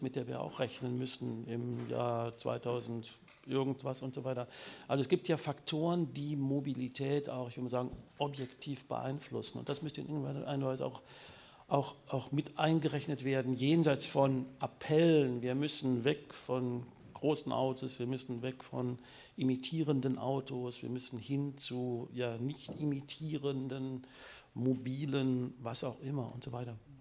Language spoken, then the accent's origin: German; Münster, North Rhine-Westphalia, Germany; ich komme aus Münster, Münster die Fahrradstadt Deutschlands